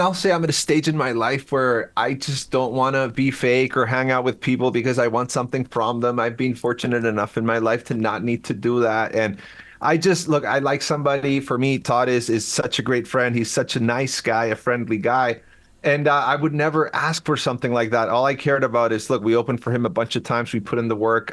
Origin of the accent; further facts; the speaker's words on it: Chile; first language Spanish; English is a second language; moved away as an adult; now in United States; I'm from Chile originally, born and raised. But uh, I've right. been in the U.S. for like 24 years